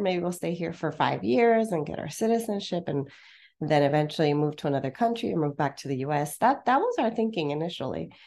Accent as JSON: {"language": "English", "town": "Los Angeles", "region": "California", "country": "United States", "tie": "born or raised there", "also_born_or_lived": "Santa Barbara, California", "moved": "as an adult", "lives_now": "Porto, Portugal"}